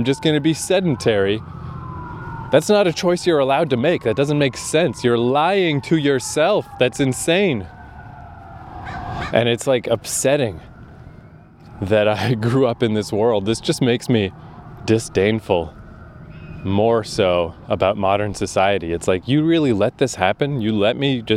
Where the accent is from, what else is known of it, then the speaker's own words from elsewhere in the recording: Canada; I'm a Canadian idiot